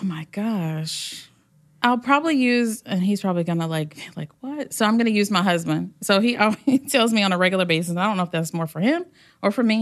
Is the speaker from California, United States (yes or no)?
no; Hampton, Virginia, United States; home is the Hampton Roads area. I grew up in Hampton